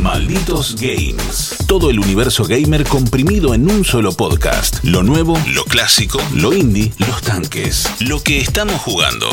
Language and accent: Spanish; Argentina; siendo argentinos